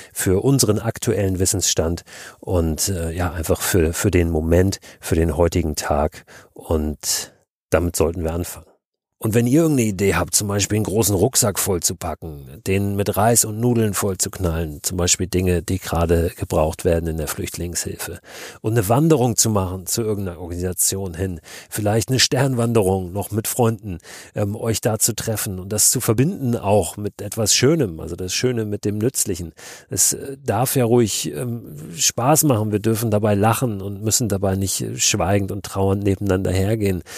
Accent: Hamburg, Germany; Wir als Norddeutsche, ich komme aus Hamburg

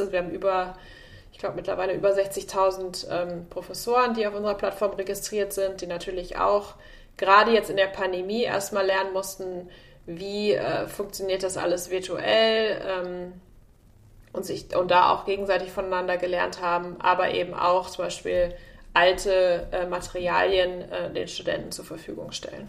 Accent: Münster, North Rhine-Westphalia, Germany; moved away as an adult; now in San Francisco, United States; ich komme aus Münster, also ich bin quasi das Mädchen vom Lande

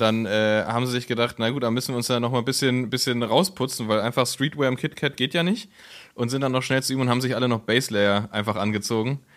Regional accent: Berlin, Germany; als Berliner, der noch nie im Berghain war

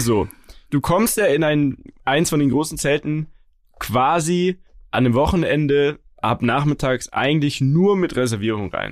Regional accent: Munich, Bavaria, Germany; uns als Münchner

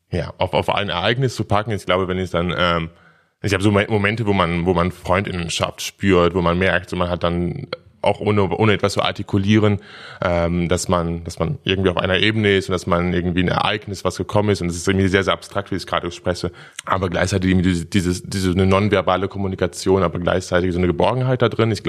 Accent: Dortmund, North Rhine-Westphalia, Germany; now in Berlin, Germany; Im wunderschönen Dortmund.

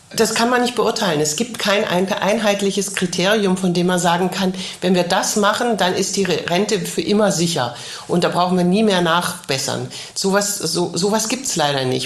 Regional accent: Germany; now in Paris, France; bei uns in Deutschland

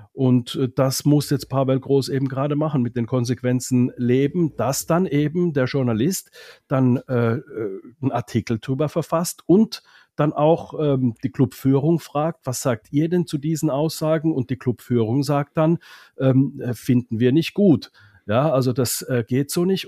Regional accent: Finland; moved away; das als Finne

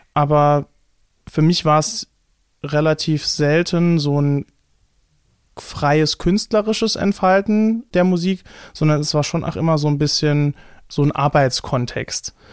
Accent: Saarland, Germany; accent: Saarland dialect; in so einem saarländischen Dialekt ähm, spreche, in einem starken

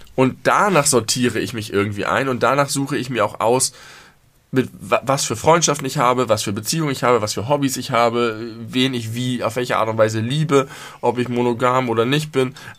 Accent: Germany; ich mich als Deutscher

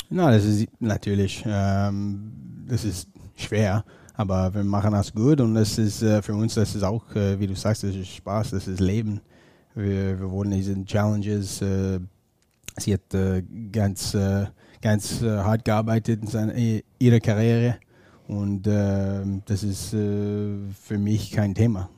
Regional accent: northern Ontario, Canada; German is a second language; moved away; ich komme aus Ontario, nördlichen Ontario

